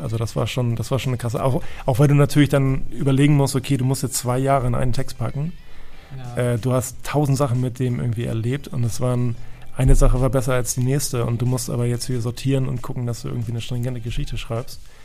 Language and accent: German; Hamburg, Germany; ich bin, vielleicht hört man es auch ein bisschen, ich bin gebürtiger Hamburger